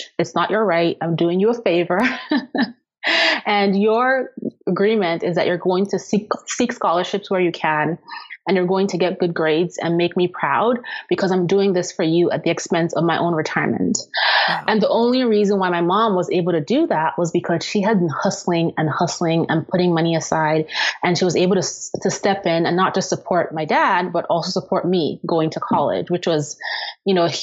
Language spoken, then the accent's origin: English; Austria; moved away as an adult; also born or lived in Nigeria; now in United States; I was born in Austria